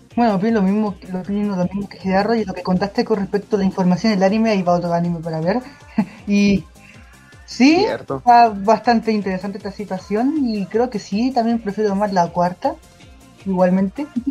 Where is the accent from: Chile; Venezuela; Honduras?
Chile; aquí en mi país, Chile